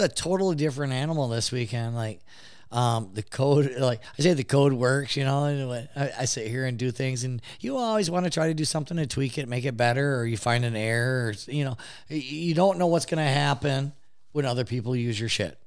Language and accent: English; Detroit, Michigan, United States; born or raised there